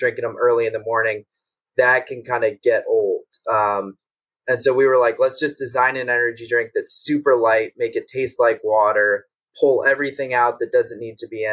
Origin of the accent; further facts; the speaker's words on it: Los Angeles, California, United States; also born or lived in Washington, D.C.; I'm originally from out here